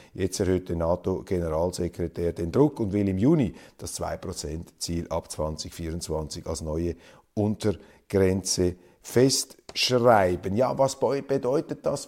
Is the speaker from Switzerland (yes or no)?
yes; Switzerland